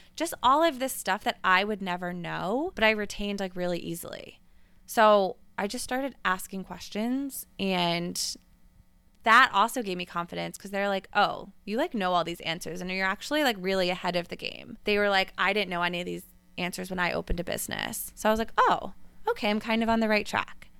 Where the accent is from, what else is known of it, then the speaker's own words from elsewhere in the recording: Westchester, New York, United States; moved away; I grew up in Westchester, New York